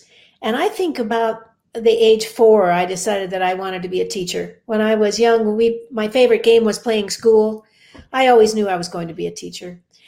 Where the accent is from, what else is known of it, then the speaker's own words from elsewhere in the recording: Denver, Colorado, United States; I grew up in Denver. In fact, I'm a third generation Colorado native.